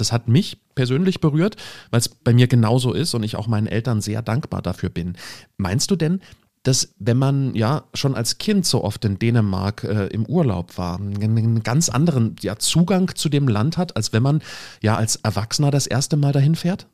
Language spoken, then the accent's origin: German; Germany; bei uns in Deutschland